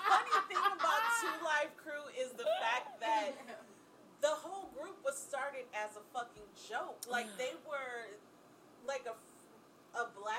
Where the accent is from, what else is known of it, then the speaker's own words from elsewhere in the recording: Wisconsin, United States; accent: Wisconsin; moved away as an adult; now in Los Angeles, United States; you will hear my Wisconsin accent.